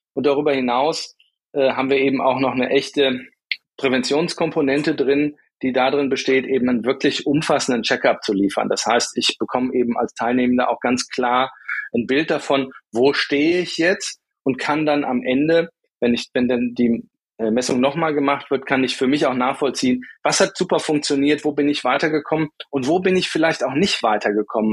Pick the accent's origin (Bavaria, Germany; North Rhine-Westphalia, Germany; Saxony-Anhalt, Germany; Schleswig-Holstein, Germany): North Rhine-Westphalia, Germany; Bonn; also born or lived in Düsseldorf / Munich / Cologne; now in Essen, Germany; Auf die Welt gekommen bin ich ähm, mal in Düsseldorf und bin dann auch wirklich waschechter Rheinländer, bin also im Rheinland äh, aufgewachsen, bin in Bonn zur Schule gegangen